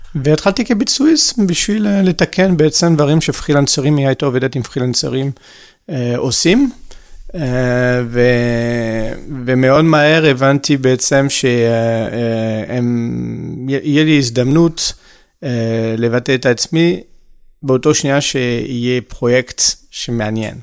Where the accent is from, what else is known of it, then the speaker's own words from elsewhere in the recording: France; Hebrew is a second language; moved away as an adult; also born or lived in Haifa, Israel / Paris, France; now in Israel; נולדתי בארץ, כמה שזה מפתיע, אה, בחיפה. אה, ועזבתי בגיל 6 ולחיות בצרפת